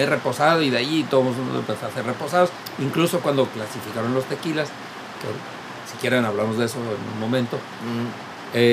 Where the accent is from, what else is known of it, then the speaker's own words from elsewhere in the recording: Tamaulipas, Mexico; yo soy el machicho de todos aquí, registra en mi tierra de Tamaulipas.